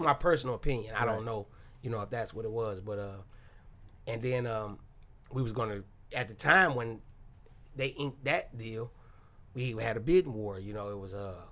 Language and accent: English; Detroit, Michigan, United States; We grew up on Woodrow Wilson